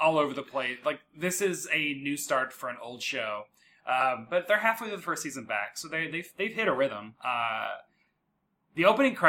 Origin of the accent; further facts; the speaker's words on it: the South, United States; accent: southern; my southern accent